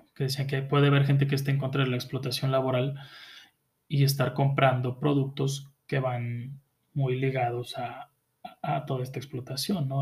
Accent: Mexico; tú mismo como mexicano

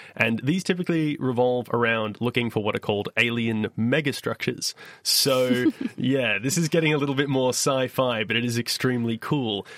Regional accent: Perth, Western Australia, Australia; my hometown, Perthwest, Australia

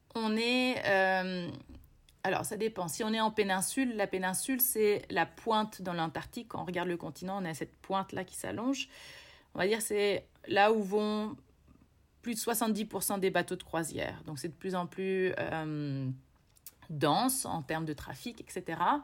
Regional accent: Bourges, Centre-Val de Loire, France; moved away as an adult; also born or lived in Quebec, Canada; now in Chile; j'ai grandi dans le Berry, euh, je, suis, euh, je suis née juste à côté de Bourges et j'ai, euh, passé mes 17 premières années

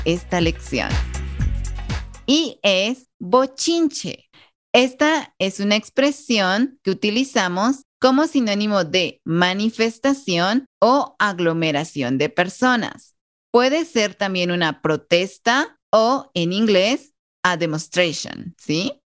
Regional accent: Guatemala; los guatemaltecos

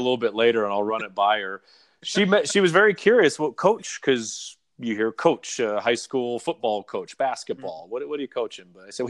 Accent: California, United States; And because I grew up in Southern California, and that's what I remember

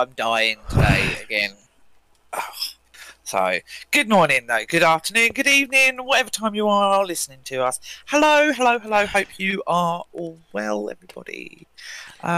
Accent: United Kingdom; I am a Brit.

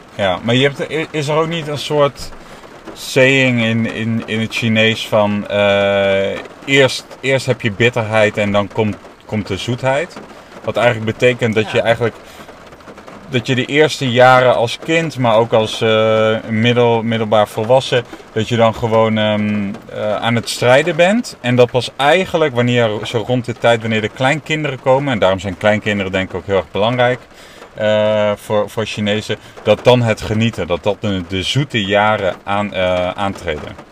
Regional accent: Netherlands; also born or lived in China; now in Amsterdam, Netherlands; ik ben gewoon een Nederlander

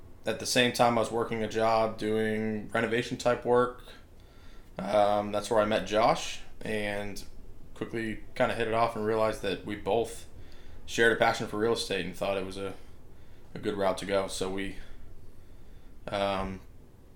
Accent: Vermont, United States; also born or lived in Maine; So I was born in Maine, in the middle of nowhere in Maine. Grew up in Vermont

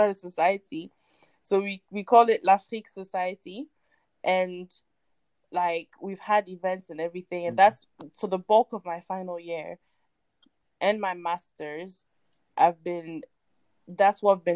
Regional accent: Ghana; English is a second language; also born or lived in Ivory Coast; now in United Kingdom; I grew up in Ghana, even though I'm from Ivory Coast, I grew up in Ghana and that's where I learned English and everything.

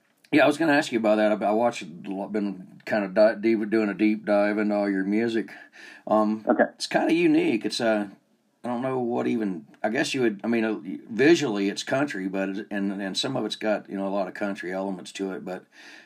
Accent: Georgia, United States; now in North Ogden, United States; I'm over here in North Ogden. I'm not from here. I'm from Georgia.

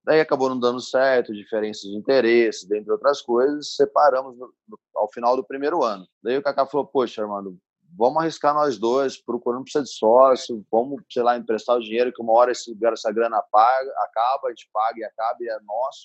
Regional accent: Bauru, São Paulo, Brazil; moved away as an adult; now in Ribeirão Preto, Brazil; Eu vim para Ribeirão Preto, sou de Bauru

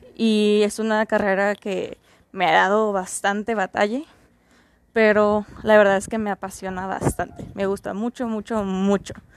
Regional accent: Mexicali, Baja California, Mexico; Soy de Mexicali, Baja California. Estoy en la frontera con los Estados Unidos

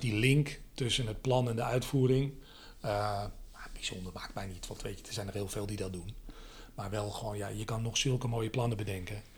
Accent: Aalsmeer, North Holland, Netherlands; in Aalsmeer, waar ik, waar ik vandaan kom

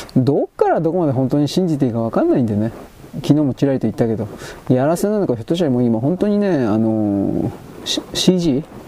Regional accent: Japan; 僕たちは日本人のただの外国人だから

